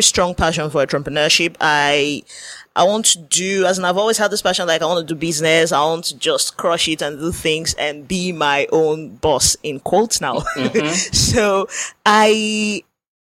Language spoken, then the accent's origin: English; Nigeria; we are from Nigeria